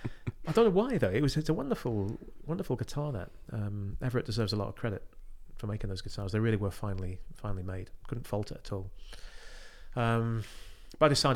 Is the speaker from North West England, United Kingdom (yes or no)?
yes; West Cumbria, North West England, United Kingdom; I'm from West Cumbria.